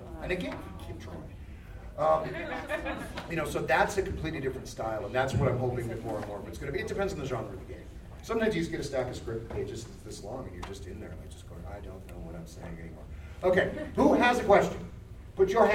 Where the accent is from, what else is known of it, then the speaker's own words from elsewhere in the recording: Canada; as a Canadian, spent plenty of time in northern Alberta